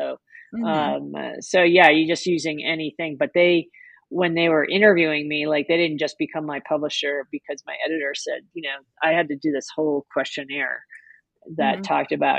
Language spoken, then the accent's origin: English; New York City, New York, United States; I grew up in New York City